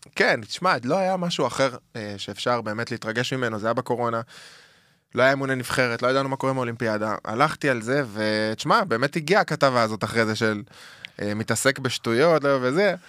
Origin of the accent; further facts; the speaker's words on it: Jerusalem, Jerusalem District, Israel; moved away; גדלתי שם, עם הורים ירושלמים אותנטיים